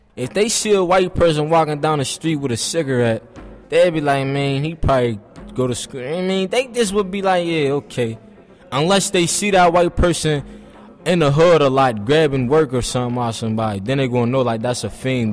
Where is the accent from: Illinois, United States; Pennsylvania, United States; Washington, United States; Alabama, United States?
Pennsylvania, United States; Pittsburgh; I'm 19, I'm from Homewood